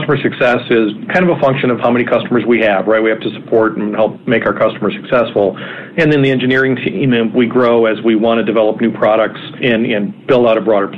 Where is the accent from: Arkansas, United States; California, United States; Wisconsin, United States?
Wisconsin, United States; also born or lived in Minneapolis, Minnesota; now in Cleveland, United States; Originally, I grew up in Wisconsin, and then I lived in Minneapolis for 14 or 15 years